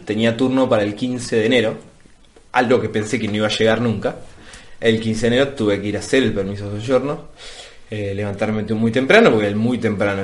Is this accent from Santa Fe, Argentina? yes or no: no; Ituzaingó, Buenos Aires Province, Argentina; moved away as an adult; also born or lived in Moreno, Buenos Aires; now in Rome, Italy; yo nací en Ituzaingó, o Ituzaingó, como se diga, y mi, y mi acta de nacimiento dice, nacido en Ituzaingó, pero inscripto en Paso del Rey Moreno